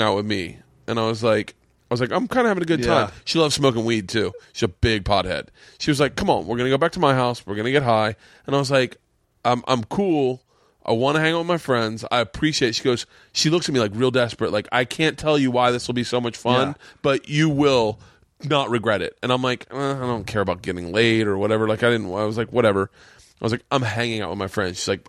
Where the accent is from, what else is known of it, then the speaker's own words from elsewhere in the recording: Tampa, Florida, United States; growing up in Tampa, we never really had any